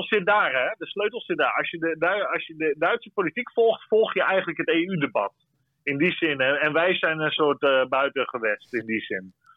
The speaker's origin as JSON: {"language": "Dutch", "country": "Netherlands", "said": "wij als Nederlanders"}